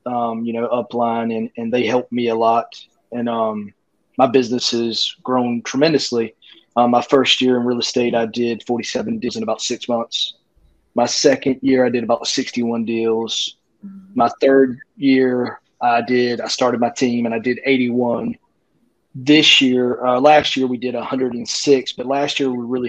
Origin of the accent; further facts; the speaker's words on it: Rocky Mount, North Carolina, United States; also born or lived in Raleigh, North Carolina; I'm from a little town, Rocky Mount, North Carolina, which is about an hour from Raleigh, which is the market I'm